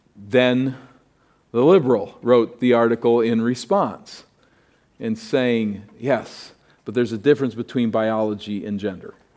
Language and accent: English; East Coast, United States; moved away; I grew up in the East Coast, which was way ahead of here.